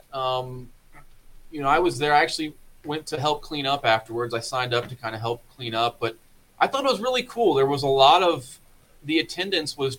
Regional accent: Florida, United States; moved away as an adult; also born or lived in Washington, D.C.; now in Missouri, United States; I'm originally from Florida. Moved up to Washington, D.C. in 2006

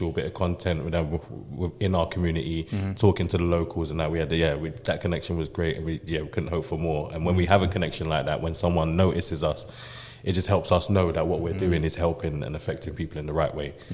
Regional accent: London, United Kingdom; also born or lived in Roehampton, South London; I was actually born in South London, Queen Mary's Hospital in Roehampton, but I've lived in West London, Shepherd's Bush, all my life

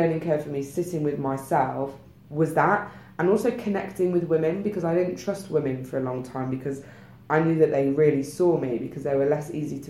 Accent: United Kingdom; We're very British

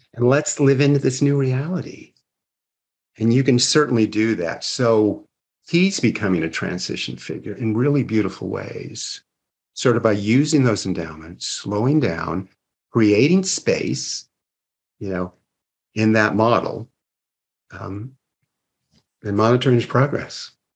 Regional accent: Seattle, Washington, United States; now in Arizona, United States; I grew up in Seattle, Washington

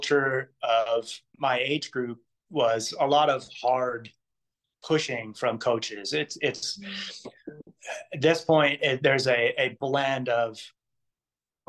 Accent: New Jersey, United States; moved away as an adult; now in Hawaii, United States; I'm originally from New Jersey

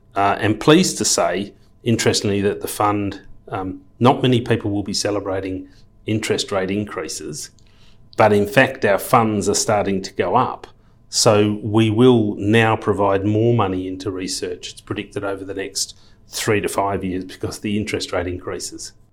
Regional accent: Perth, Western Australia, Australia; moved away as an adult; also born or lived in London / Sydney / Luxembourg; born and bred in Perth, left school at fifteen

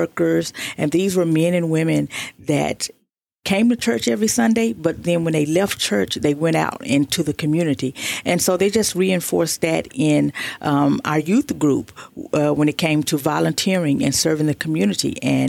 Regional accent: Fort Worth, Texas, United States; now in Tyler, United States; Correct. I'm from Fort Worth, Texas.

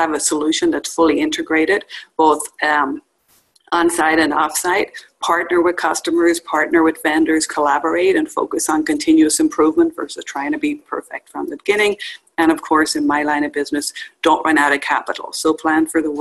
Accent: Dublin, Leinster, Ireland; moved away as an adult; now in United States; I grew up in Dublin, Ireland, and moved to the U.S. in 1994

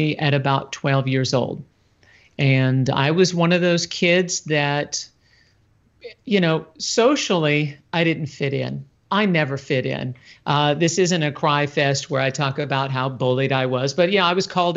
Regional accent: San Francisco, California, United States; I grew up in California and Haight-Ashbury and San Francisco

